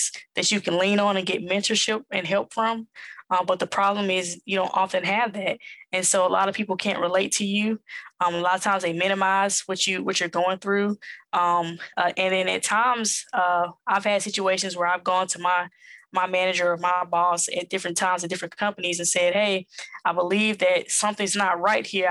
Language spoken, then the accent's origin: English; Jackson, Mississippi, United States; accent: Southern; moved away as an adult; also born or lived in New York City; now in Atlanta, United States; born and raised in Jackson, Mississippi, raised by my mother and my grandmother